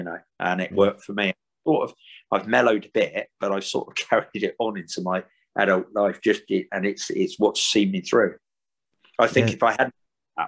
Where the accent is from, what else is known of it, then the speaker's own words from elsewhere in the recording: Hayling Island, South East England, United Kingdom; I came from Hayling Island. I don't know if you know it, a small island on the south coast with a bridge to the mainland. It's probably only about 5 miles by 5 miles. And that's where I was born and grew up.